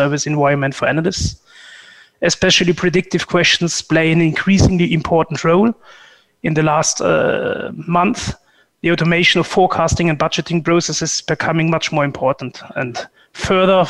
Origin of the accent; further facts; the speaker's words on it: Germany; moved away as an adult; also born or lived in Frankfurt; now in Switzerland; Originally, I'm coming from Germany